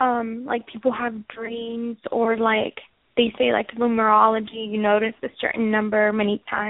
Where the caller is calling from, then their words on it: Washington, United States; I'm calling from Washington State.